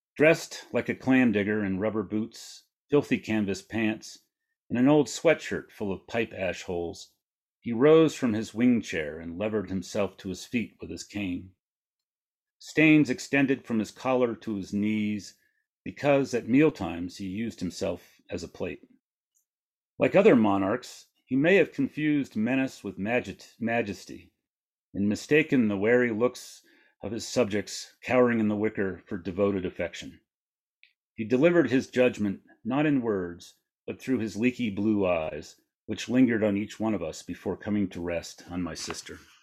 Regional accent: Maine, United States; I grew up in Maine in a, in a small town

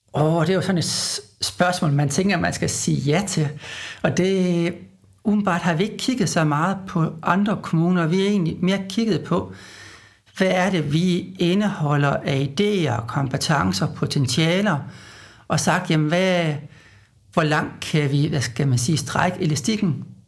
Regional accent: Aalborg, North Denmark Region, Denmark; moved away; Nu er jeg jo fra Aalborg, så jeg er sådan lidt en tilflytter

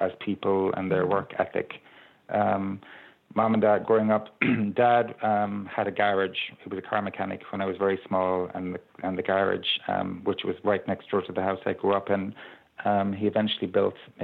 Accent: Ballyheigue, Munster, Ireland; we grew up in Ballyhigh on the beach

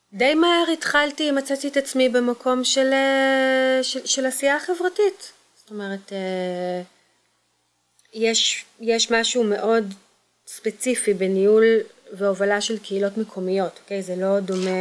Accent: Kfar Saba, Central District, Israel; also born or lived in Kokhav Yair / Tel Aviv / Givat Ada; now in Pardes Hanna, Israel; גדלתי בכפר סבא ובכוכב יאיר

